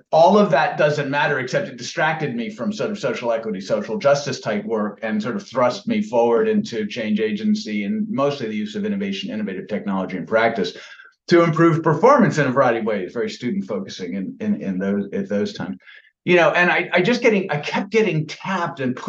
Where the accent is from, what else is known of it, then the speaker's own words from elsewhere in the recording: Rochester, New York, United States; I was born in Rochester, New York